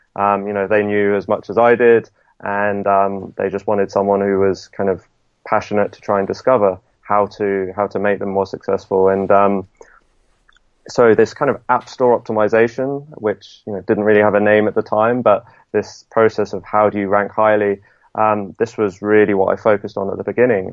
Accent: Southampton, South East England, United Kingdom; moved away as an adult; also born or lived in London; I'm from Southampton

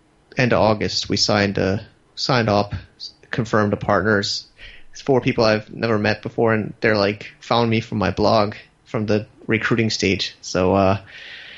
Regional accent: United States; moved away; I'm an American

